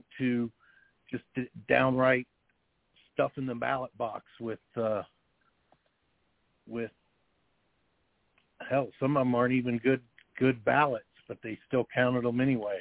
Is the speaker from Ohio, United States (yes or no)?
yes; Dayton, Ohio, United States; I'm born and raised in Dayton, Ohio. Lived here all my life